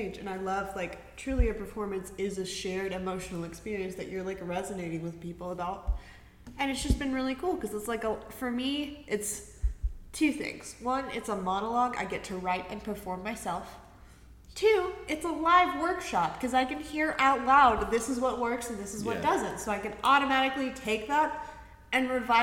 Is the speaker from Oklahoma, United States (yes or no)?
no; Chattanooga, Tennessee, United States; also born or lived in Dalton, Georgia; now in Knoxville, United States; I went to high school and, like, middle school in Chattanooga, but I was born in Dalton, Georgia. So when people ask me where I'm from, I say Chattanooga most of the time